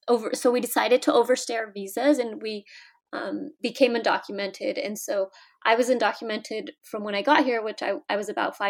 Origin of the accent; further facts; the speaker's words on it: California, United States; moved away as an adult; also born or lived in Mexico; now in Washington, D.C., United States; I grew up in California, born in Mexico